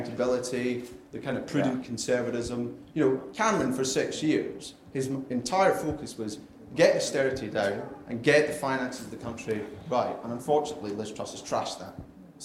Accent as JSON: {"language": "English", "town": "Dundee", "region": "Scotland", "country": "United Kingdom", "also_born_or_lived": "Putney, London", "moved": "yes", "lives_now": "London, United Kingdom", "said": "I live in Putney at the minute, but I come from Dundee in Scotland originally"}